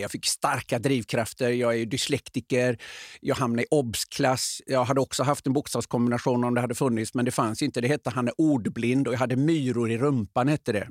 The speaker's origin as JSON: {"language": "Swedish", "town": "Öckerö", "region": "Västra Götaland", "country": "Sweden", "tie": "born or raised there", "moved": "yes", "said": "hemma på Öckerö"}